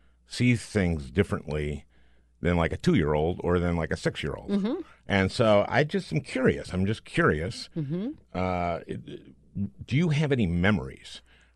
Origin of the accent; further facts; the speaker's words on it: Minnesota, United States; also born or lived in New Jersey; I moved when I was four from New Jersey to Minnesota.